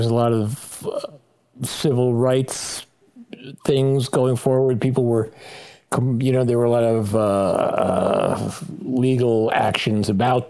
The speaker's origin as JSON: {"language": "English", "town": "New York City", "region": "New York", "country": "United States", "tie": "born or raised there", "also_born_or_lived": "Manhattan", "said": "I was born in Manhattan in Harlem Hospital, which is at the time was called Sloan Hospital for Women. And I grew up in Brooklyn"}